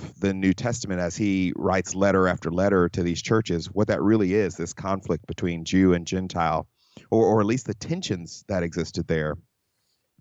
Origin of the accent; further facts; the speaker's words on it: Mississippi and Georgia, the South, United States; also born or lived in California; now in Houston, United States; I grew up in the South, Mississippi and in Georgia